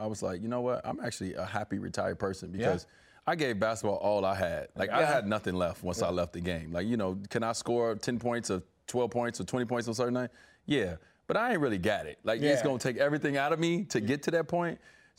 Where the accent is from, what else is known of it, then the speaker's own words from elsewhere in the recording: Miami, Florida, United States; Like, I come from Miami.